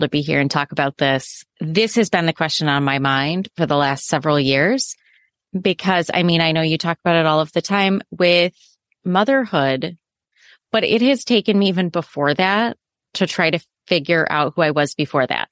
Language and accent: English; Midwest, United States; So I grew up in the Midwest in the U S